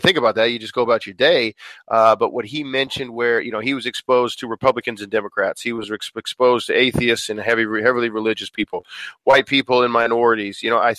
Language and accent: English; Billings, Montana, United States; I would never trade growing up in Billings, Montana. It was awesome. But at the same time, I'm glad we did have a father from another country, and we did have a mom, a cowgirl that was from a bunch of different states